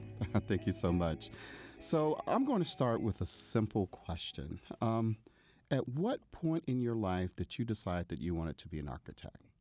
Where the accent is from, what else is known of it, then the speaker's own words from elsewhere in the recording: Georgia, United States; I'm from Georgia